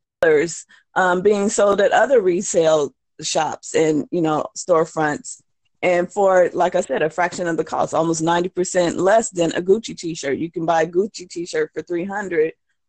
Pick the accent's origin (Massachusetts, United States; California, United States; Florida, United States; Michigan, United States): California, United States; moved away as an adult; now in New Orleans, United States; I'm from California.